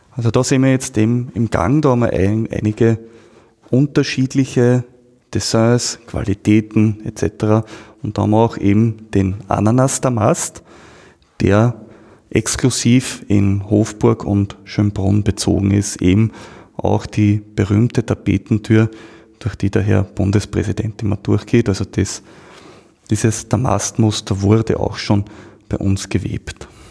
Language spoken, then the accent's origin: German; Austria; bei uns in Österreich